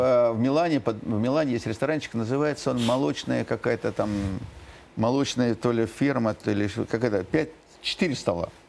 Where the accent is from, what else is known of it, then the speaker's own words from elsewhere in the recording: Moscow, Russia; я родился в Москве